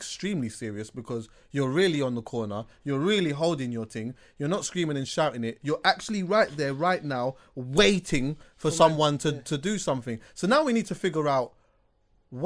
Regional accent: London, United Kingdom; I'm from West

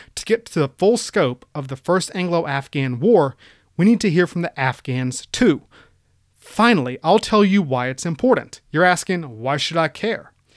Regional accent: United States; as an American

